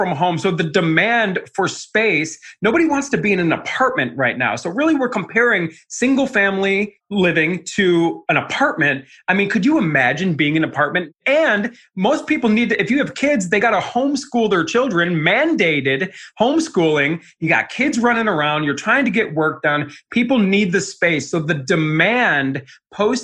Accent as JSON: {"language": "English", "town": "Cleveland", "region": "Ohio", "country": "United States", "tie": "born or raised there", "also_born_or_lived": "Arizona", "moved": "as an adult", "said": "I'm a kid from Cleveland."}